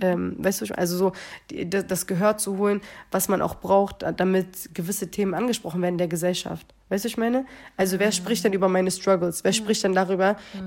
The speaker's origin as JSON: {"language": "German", "region": "Berlin", "country": "Germany", "tie": "born or raised there", "said": "geboren und groß geworden"}